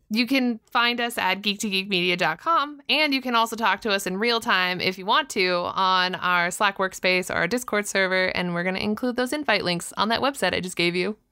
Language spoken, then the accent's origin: English; Southern California, United States; I'm from Southern California. Uh, so I grew up with Disney in my backyard.